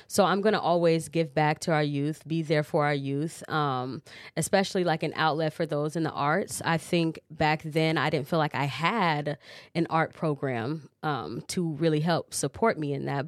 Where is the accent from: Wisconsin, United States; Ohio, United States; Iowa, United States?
Iowa, United States; Cedar Rapids; also born or lived in Chicago; I am a Cedar Rapidian, so I'm from Cedar Rapids. I was born in Chicago, moved here when I was five